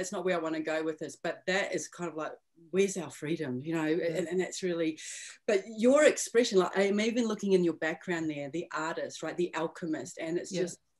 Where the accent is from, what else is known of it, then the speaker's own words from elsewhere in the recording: New Zealand; now in Melbourne, Australia; I am from New Zealand, but I've actually spent, now I've calculated, half my life, I'm now in Melbourne, Australia.